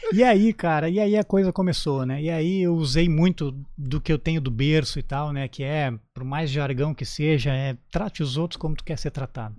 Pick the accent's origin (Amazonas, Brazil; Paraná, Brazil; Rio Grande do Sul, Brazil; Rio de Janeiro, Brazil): Rio Grande do Sul, Brazil; Canoas; moved away as an adult; also born or lived in Porto Alegre; now in Santa Catarina, Brazil; Tudo isso no Rio Grande do Sul, na minha terra natal. Eu sou natural de Canoas